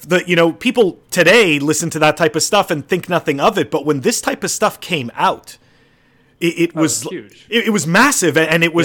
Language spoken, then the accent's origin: English; Canada; I grew up in Canada